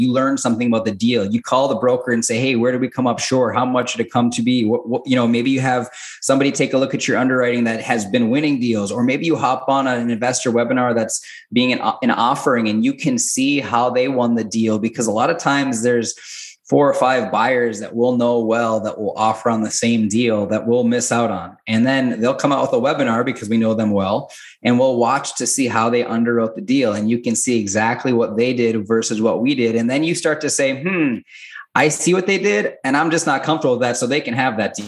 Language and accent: English; Minnesota, United States; moved away as an adult; when I was growing up in Minnesota